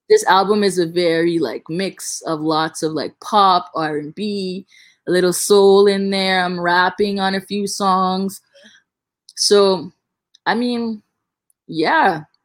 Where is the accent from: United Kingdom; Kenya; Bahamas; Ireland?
Bahamas; accent: thick Bahamian; I can talk in a really, really like thick Bahamian accent